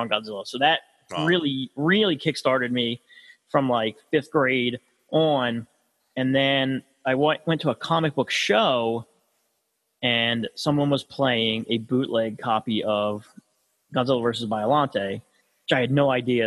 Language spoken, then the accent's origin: English; United States; I grew up in Podunk, you know what I mean? And I was I'm close enough to Philly